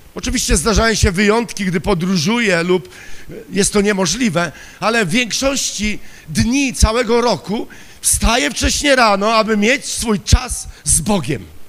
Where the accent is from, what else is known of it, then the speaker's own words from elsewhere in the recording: Silesian Voivodeship, Poland; Ja pochodzę ze Śląska